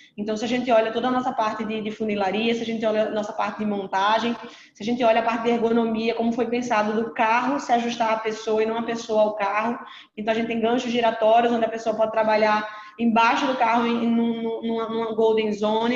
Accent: Pernambuco, Brazil; Eu sou pernambucana

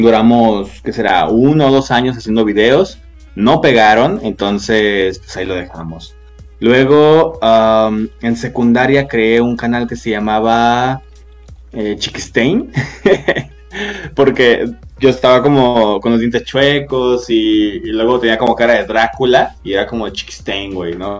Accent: Guadalajara, Jalisco, Mexico; soy de Guadalajara, Jalisco, este, México obviamente

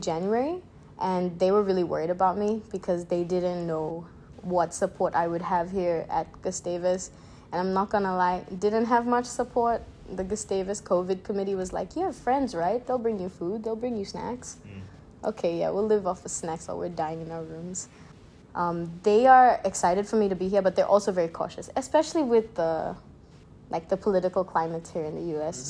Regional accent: Papua New Guinea; also born or lived in Philippines; Okay, so I am Papua New Guinean. I was born in Papua New Guinea. It's the small island country right above Australia.

